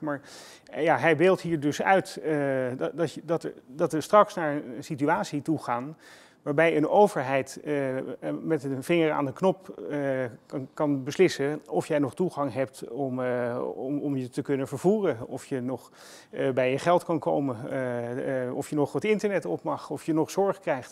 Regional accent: Haarlem, North Holland, Netherlands; Ik kom uit Haarlem.

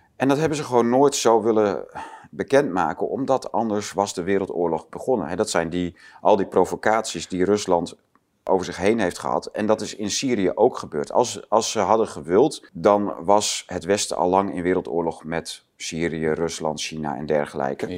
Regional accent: Netherlands; als Nederlander

